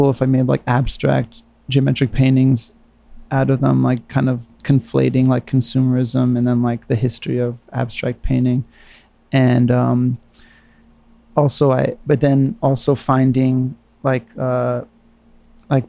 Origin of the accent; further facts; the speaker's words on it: New York, United States; moved away as an adult; also born or lived in San Francisco; I was from New York.